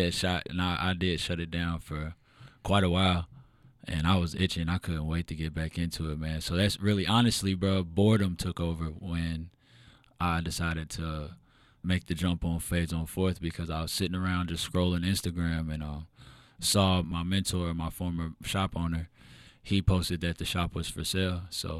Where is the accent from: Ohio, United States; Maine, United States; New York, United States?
Ohio, United States; Elyria; also born or lived in Oberlin, United States / Lorain, United States; Man, I was born in small town Lorain County, Ohio, Steel City. I'm originally from Elyria, but I lived in Oberlin. I lived in Lorain, kind of all over that small area.